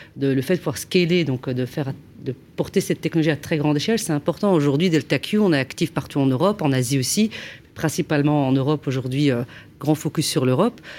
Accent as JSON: {"language": "French", "country": "Belgium", "said": "moi, je suis belge"}